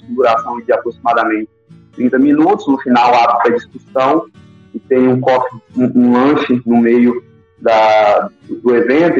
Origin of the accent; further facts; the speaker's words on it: Acre, Brazil; moved away; eu sou do Acre, então eu conheço bem a região